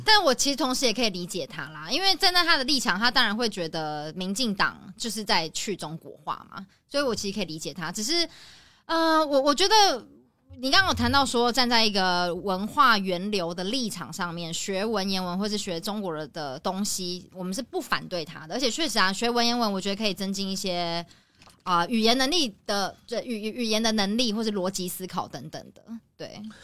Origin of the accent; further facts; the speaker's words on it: Taiwan; 作为台湾人